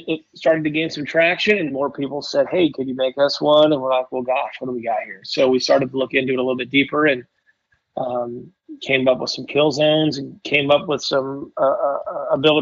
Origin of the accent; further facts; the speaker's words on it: Oregon, United States; moved away as an adult; also born or lived in Bend, Oregon / Willamette Valley, Oregon; now in Washington, United States; I grew up in Bend, Oregon, and, had a great life growing up, with my mom, my sister. We lived behind the baseball stadium, huge baseball guy. And, when I was 13 years old, we moved on, spent the rest of my years in the Willamette Valley in Oregon